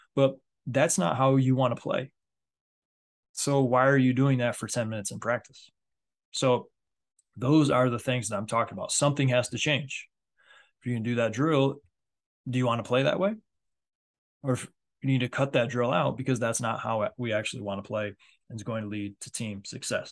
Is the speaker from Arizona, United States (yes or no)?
no; Michigan, United States; especially being in the Midwest, I'm from Michigan